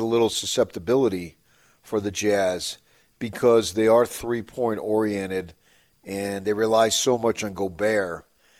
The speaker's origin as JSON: {"language": "English", "town": "Phoenix", "region": "Arizona", "country": "United States", "tie": "born or raised there", "moved": "yes", "said": "I grew up in Phoenix."}